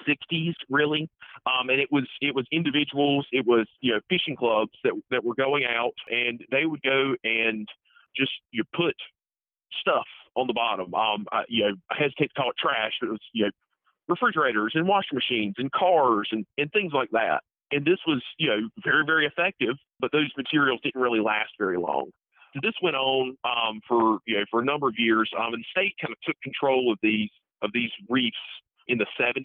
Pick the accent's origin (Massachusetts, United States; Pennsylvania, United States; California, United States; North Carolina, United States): North Carolina, United States; Tarboro; I am originally from Tarboro, North Carolina